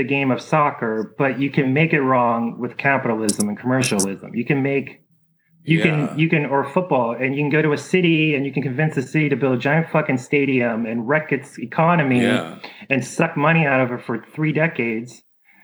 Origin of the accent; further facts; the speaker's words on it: Ohio, United States; moved away; I grew up in Ohio